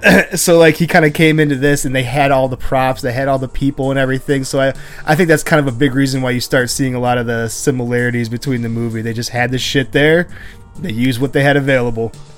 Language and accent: English; Buffalo, New York, United States; I'm from Buffalo.